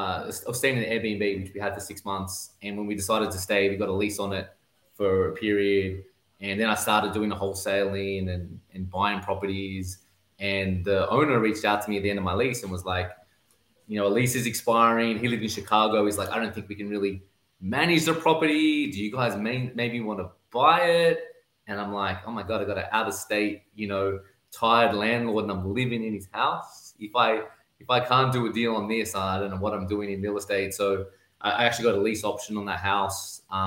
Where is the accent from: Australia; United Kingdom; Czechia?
Australia; accent: Aussie; I definitely stand out as an Australian. But I think when I speak to Australians, they're like, what is this dude talking about? Because I still have the Aussie accent, but I say a whole bunch of different words and different inflections.